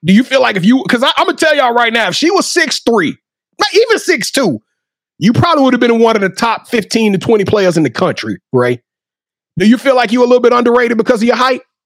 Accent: Louisiana, United States; moved away; my home state

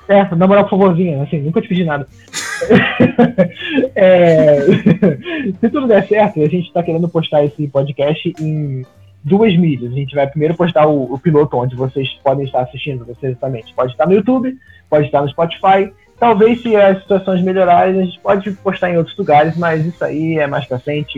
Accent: Rio de Janeiro, Brazil; Eu sou do Rio de Janeiro

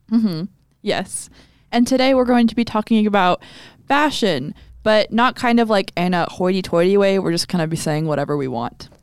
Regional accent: Texas, United States; we're from Texas

